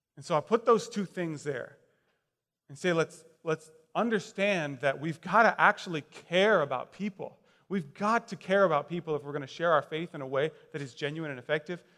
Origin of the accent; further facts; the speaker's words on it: Westfield, Indiana, United States; I grew up in Westfield, Indiana.